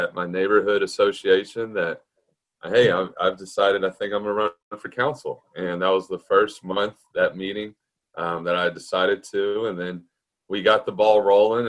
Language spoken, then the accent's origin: English; Galveston, Texas, United States; I've lived here my whole life. I was raised in Galveston